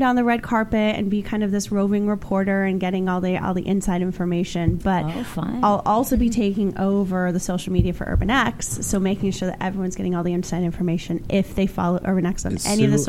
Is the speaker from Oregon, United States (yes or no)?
yes; Oregon, United States; But I grew up in Oregon, so I did the state flower of Oregon on my left arm